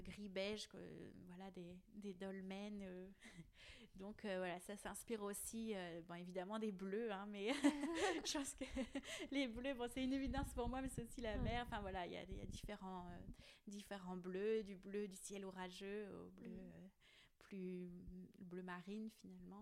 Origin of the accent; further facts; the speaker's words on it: Plougastel-Daoulas, Brittany, France; Plougastel parce que voilà c'est là où j'ai grandi